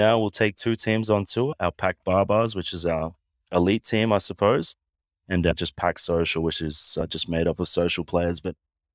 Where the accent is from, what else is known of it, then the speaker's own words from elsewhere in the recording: Sunshine Coast, Queensland, Australia; Yes, my mother's Samoan, so half Samoan, half Aussie. I grew up on the Sunshine Coast, just outside of Brisbane in Queensland.